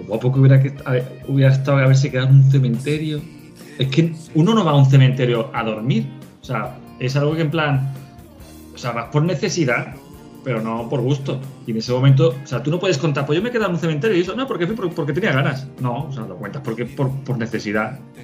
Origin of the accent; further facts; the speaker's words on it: Málaga, Andalusia, Spain; yo que soy de Málaga